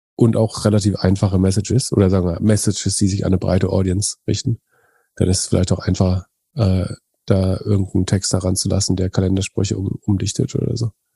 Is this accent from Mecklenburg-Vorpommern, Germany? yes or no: yes; Greifswald, Mecklenburg-Vorpommern, Germany; In meiner Heimatstadt Greifswald